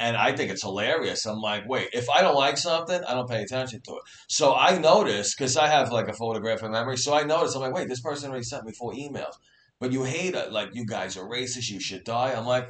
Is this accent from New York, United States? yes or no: yes; New York City, New York, United States; now in Staten Island, United States; I grew up in Brooklyn where people were getting shot every day and killed. That's why we had to move over here.